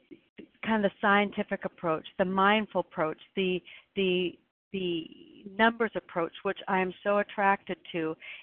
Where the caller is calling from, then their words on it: Oregon, United States; I'm calling in from Oregon.